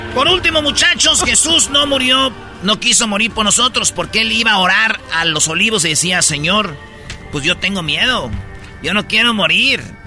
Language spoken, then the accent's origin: Spanish; Mexico